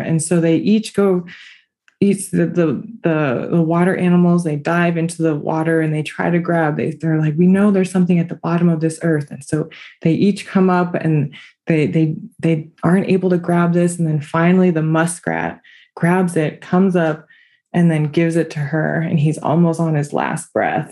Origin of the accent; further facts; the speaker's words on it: Cattaraugus territory, New York, United States; I come from the Cattaraugus territory